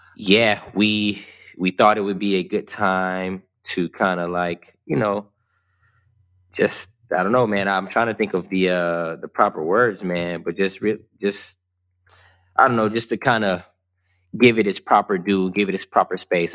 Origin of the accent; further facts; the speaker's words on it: West Covina, California, United States; also born or lived in Ontario, California; I grew up in Southern California, in West Covina and Ontario, which are about 36 miles east of Los Angeles.